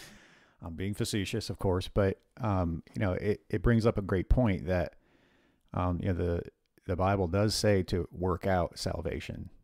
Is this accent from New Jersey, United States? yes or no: yes; northern New Jersey, United States; we grew up in the northern part of New Jersey